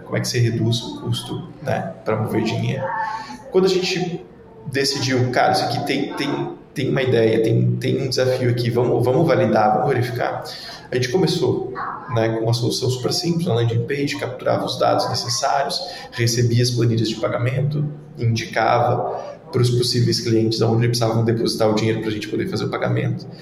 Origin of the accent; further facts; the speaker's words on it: Joinville, Santa Catarina, Brazil; also born or lived in Porto Alegre; sou nascido e criado em Joinville, Santa Catarina, norte do estado